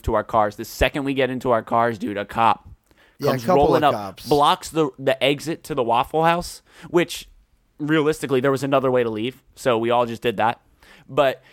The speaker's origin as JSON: {"language": "English", "town": "Philadelphia", "region": "Pennsylvania", "country": "United States", "tie": "born or raised there", "said": "growing up in Philly"}